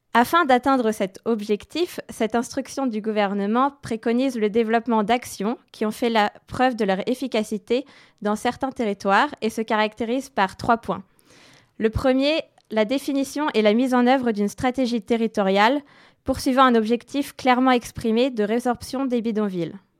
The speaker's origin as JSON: {"language": "French", "country": "France", "also_born_or_lived": "London", "said": "en tant que Française"}